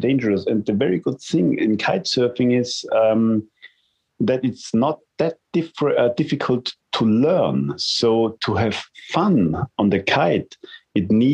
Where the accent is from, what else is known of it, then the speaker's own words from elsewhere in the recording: Vienna, Austria; I come from Vienna, the home spot is definitely the Neusiedler See